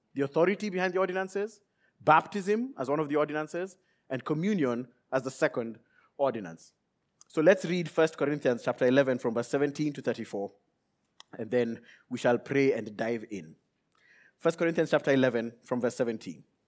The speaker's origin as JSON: {"language": "English", "region": "Nairobi", "country": "Kenya", "tie": "born or raised there", "said": "I left Nairobi, Kenya, where I was born and raised"}